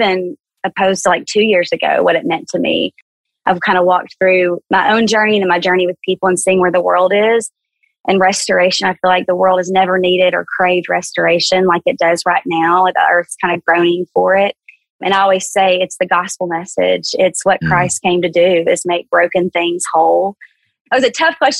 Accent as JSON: {"language": "English", "area": "South Central", "region": "small town Arkansas", "country": "United States", "tie": "born or raised there", "also_born_or_lived": "Dallas, Texas", "accent": "Southern", "moved": "as an adult", "said": "I was born and raised in small town Arkansas, kind of South Central, you know, little town of 18,000 people."}